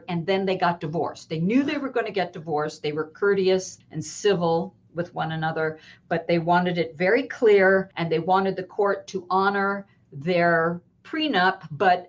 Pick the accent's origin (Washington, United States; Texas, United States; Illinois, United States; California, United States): California, United States; Los Angeles; I am born and raised in Los Angeles.